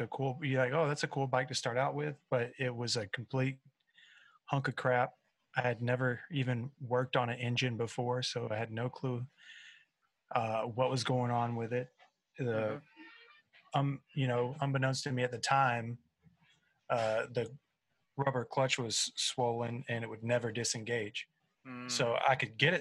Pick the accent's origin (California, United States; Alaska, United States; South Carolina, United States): South Carolina, United States; I am a buzzard from South Carolina